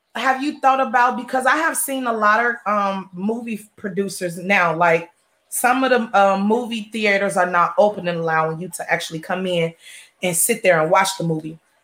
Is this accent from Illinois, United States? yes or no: yes; Chicago, Illinois, United States; now in Houston, United States; I'm from Chicago